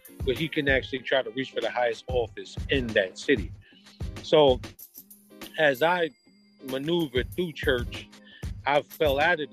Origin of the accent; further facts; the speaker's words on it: Jersey City, New Jersey, United States; I grew up in Jersey City, New Jersey.